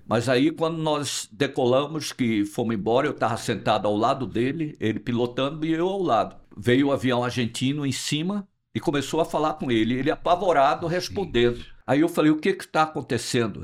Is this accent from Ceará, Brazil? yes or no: yes; foot of the Serra do Araripe, sertão of Ceará, Brazil; accent: nordestino; eu sou nordestino, do sertão do Ceará. Nasci no pé da Serra do Araripe, vivo no Nordeste, não vou sair nunca do Nordeste